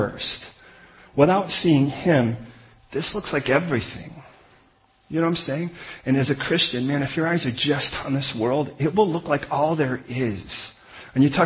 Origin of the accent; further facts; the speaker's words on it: United States; we're American